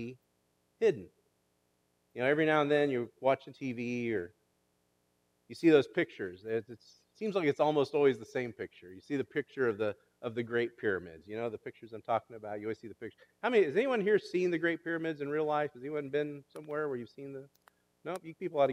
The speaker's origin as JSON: {"language": "English", "region": "Kansas", "country": "United States", "tie": "born or raised there", "said": "growing up in Kansas"}